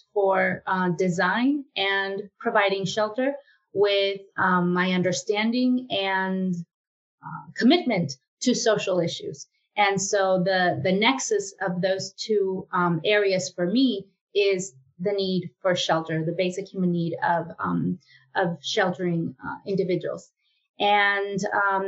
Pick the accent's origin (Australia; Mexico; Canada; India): Mexico; moved away as an adult; now in United States; I was born in Mexico. And when I came to the United States for the second time in my life